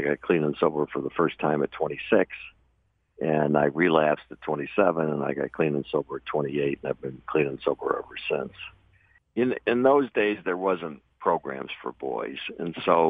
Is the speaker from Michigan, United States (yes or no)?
yes; Michigan, United States; moved away; I grew up in Michigan, pretty normal family